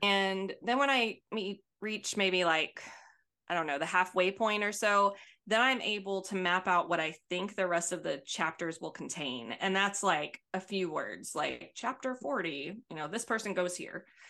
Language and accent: English; Albertville, Alabama, United States; accent: thick accent; now in Houston, United States; when I was young and growing up in Albertville, Alabama